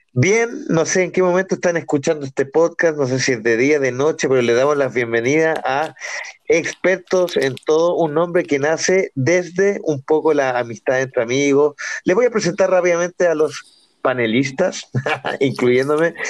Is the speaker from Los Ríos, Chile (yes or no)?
no; Santiago, Santiago Metropolitan Region, Chile; que Mex, Juanpa y yo somos santiaguinos